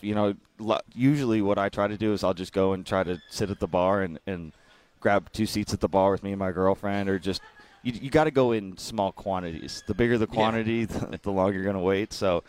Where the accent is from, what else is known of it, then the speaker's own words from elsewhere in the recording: Boston, Massachusetts, United States; now in Jupiter, United States; I know I'm from Boston. I grew up in cold. My blood has become so thin since I've moved down to Jupiter.